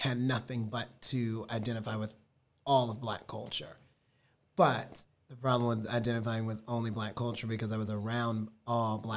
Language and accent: English; Richmond, Virginia, United States; now in Los Angeles, United States; I grew up in Richmond, Virginia